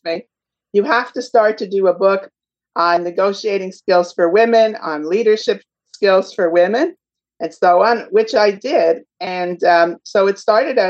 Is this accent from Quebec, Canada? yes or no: yes; Montreal, Quebec, Canada; now in Toronto, Canada; So I'm a Canadian. I come from Montreal and I'm living today in Toronto